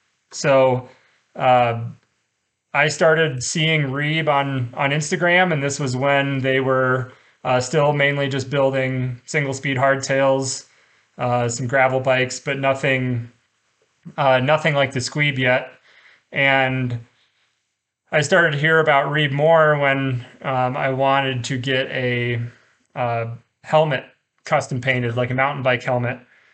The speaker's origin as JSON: {"language": "English", "region": "Iowa", "country": "United States", "moved": "yes", "lives_now": "Colorado, United States", "said": "I moved out to Colorado from Iowa, and I had a degree in agronomy"}